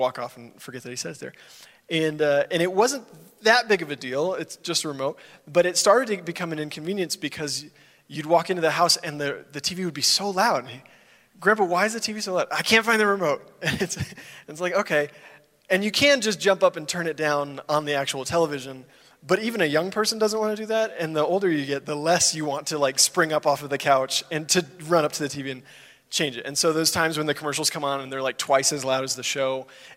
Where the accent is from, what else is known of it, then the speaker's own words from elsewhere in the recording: Dallas, Texas, United States; I grew up in the Dallas area of Texas